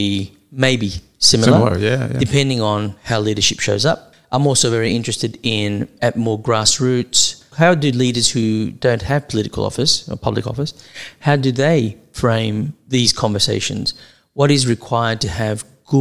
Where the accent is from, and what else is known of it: Australia; accent: Australian